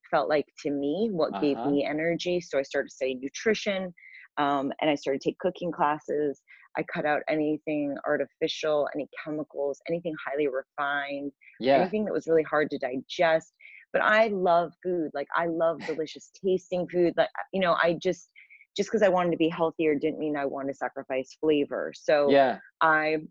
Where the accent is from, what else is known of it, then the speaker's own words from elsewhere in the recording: New York City, New York, United States; also born or lived in California; I grew up in New York City.